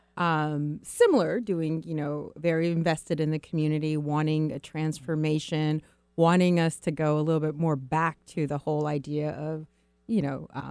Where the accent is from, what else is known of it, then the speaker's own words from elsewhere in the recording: Seattle, Washington, United States; I am a native to Seattle.